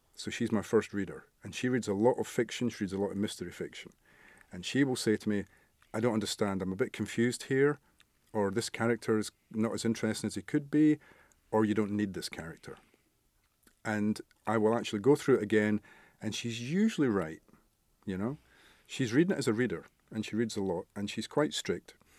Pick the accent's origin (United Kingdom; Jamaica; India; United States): United Kingdom; Scotland; where I grew up in Scotland, it was a little mining village, coal mining